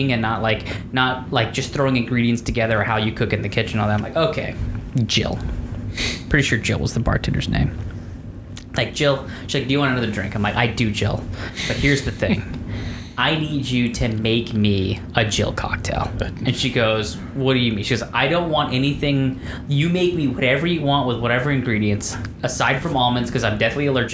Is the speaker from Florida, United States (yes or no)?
yes; Florida, United States; I'm from Florida